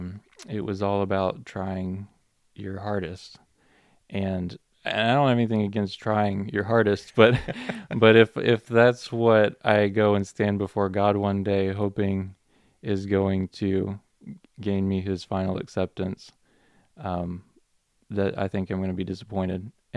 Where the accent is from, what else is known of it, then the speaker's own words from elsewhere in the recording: Minnesota, United States; also born or lived in Alabama, United States / North Carolina, United States; And then prior to that, I lived in Minnesota growing up, and North Carolina, and I was born in Alabama, so I've been all over.